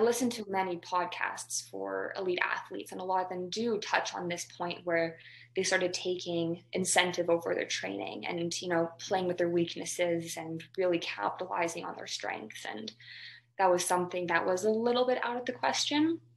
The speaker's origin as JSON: {"language": "English", "town": "Calgary", "region": "Alberta", "country": "Canada", "tie": "born or raised there", "also_born_or_lived": "Victoria", "moved": "as an adult", "said": "growing up in Alberta where you have Lisa Mensink and um, or Jack, just specifically in Calgary"}